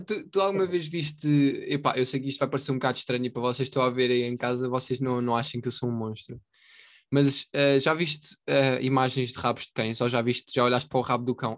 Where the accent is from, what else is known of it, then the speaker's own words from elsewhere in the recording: Portugal; nós somos portugueses